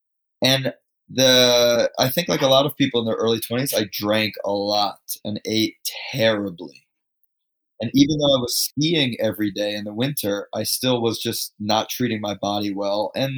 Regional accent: New York, United States; I grew up just outside of New York City.

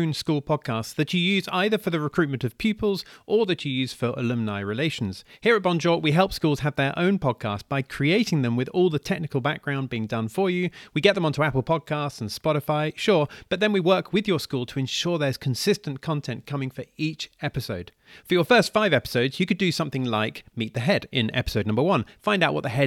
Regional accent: United Kingdom; moved away as an adult; I'm living outside the UK now

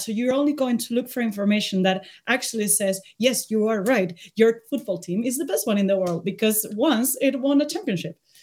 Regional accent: Spain; moved away as an adult; I'm from Spain, uh, but I've been living abroad for the last ten years. I just came back because of the pandemic

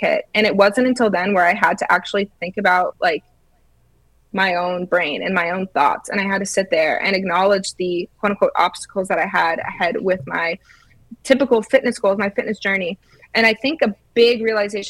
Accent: Georgia, United States; moved away as an adult; also born or lived in Illinois / Florida; I'm from Georgia

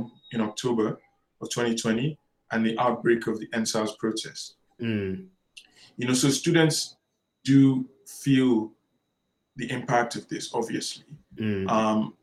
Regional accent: Nigeria; a Nigerian academic myself

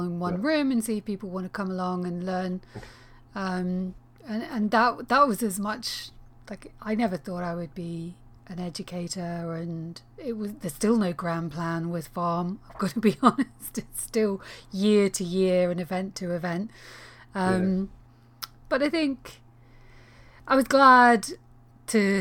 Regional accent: Northern Ireland, United Kingdom; moved away; I'm from Northern Ireland

